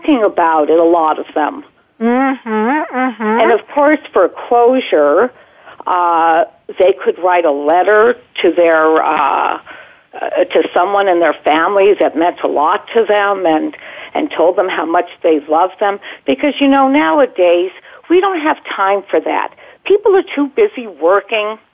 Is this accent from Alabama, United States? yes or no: no; Los Angeles, California, United States; also born or lived in Baldwin Hills, Los Angeles; I grew up at first in Baldwin Hills, and then my parents moved to Brentwood, California